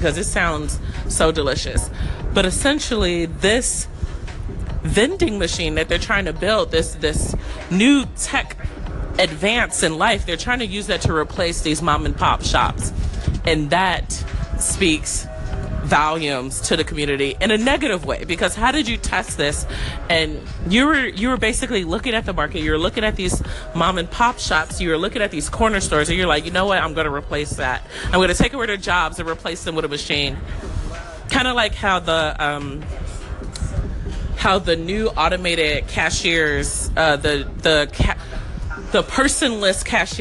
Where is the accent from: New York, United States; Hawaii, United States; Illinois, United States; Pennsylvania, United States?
Illinois, United States; Chicago; I'm from Chicago.